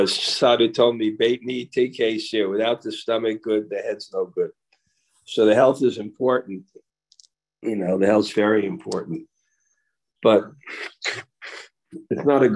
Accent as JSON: {"language": "English", "region": "New York", "country": "United States", "said": "I'm from New York"}